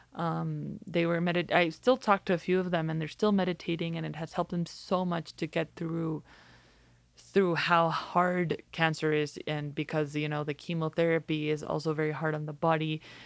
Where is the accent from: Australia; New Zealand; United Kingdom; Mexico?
Mexico; I'm from Mexico